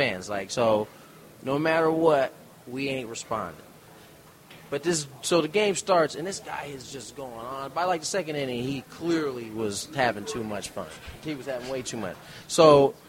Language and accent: English; San Diego, California, United States; I'm making that drive to the ballpark in my hometown